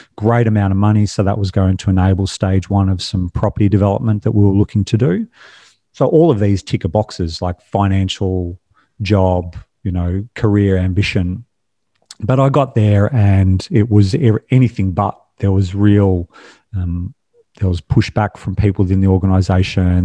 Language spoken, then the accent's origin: English; Australia; I was born and raised in Australia.